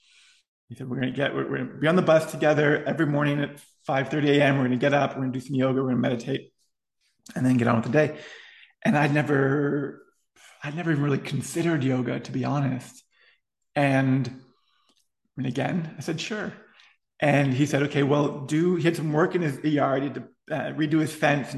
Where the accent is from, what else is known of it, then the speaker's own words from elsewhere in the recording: Ottawa, Ontario, Canada; I went to Catholic school all the way through high school, public Catholic school in Ottawa